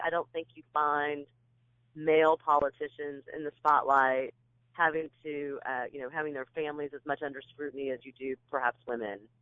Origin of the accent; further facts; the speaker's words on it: Kansas, United States; moved away as an adult; also born or lived in California; now in Nashville, United States; I was born out in California. My dad was in the Marine Corps, and then we made our way back to Kansas, where my folks were from, and uh, I grew up in in Kansas